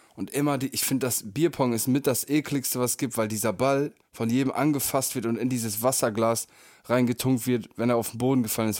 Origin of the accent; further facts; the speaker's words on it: Northern Germany, Germany; habe mich eine ganze Zeit lang einfach als Nordlicht